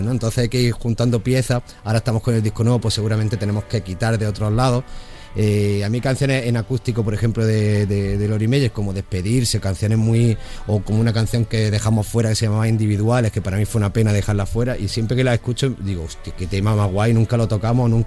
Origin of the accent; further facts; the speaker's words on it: Granada, Andalusia, Spain; siendo granadinos